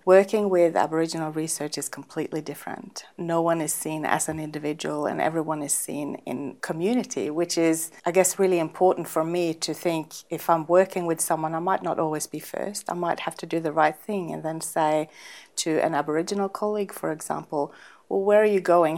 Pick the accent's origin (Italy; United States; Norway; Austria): Norway; Northern Norway; now in Australia; I'm from Norway